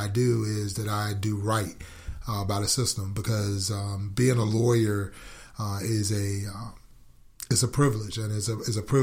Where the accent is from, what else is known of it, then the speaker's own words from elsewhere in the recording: Norfolk, Virginia, United States; moved away as an adult; also born or lived in Detroit, Michigan; now in Gwinnett County, United States; I was born and raised in Norfolk, Virginia, in a section of Norfolk called Berkeley